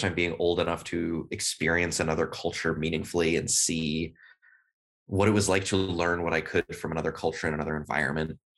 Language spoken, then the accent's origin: English; Berkeley, California, United States; first language English; moved away as an adult; also born or lived in Beijing, China; now in Sweden; I'm originally, as I said, from Berkeley, California